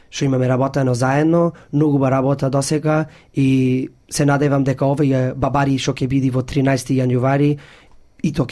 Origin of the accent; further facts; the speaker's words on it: Australia; јас сум првиот презедател што сум роден овдека во Австралија и што се како чувствувам како австралијанец, оти сум тува роден